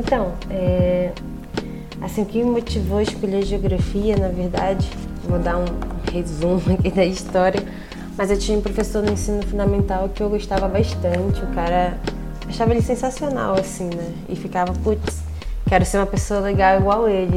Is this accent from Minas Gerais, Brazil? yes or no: no; Belém, Pará, Brazil; moved away as an adult; also born or lived in Rio de Janeiro; now in Paraná, Brazil; Eu sou de Belém, né, sou do Pará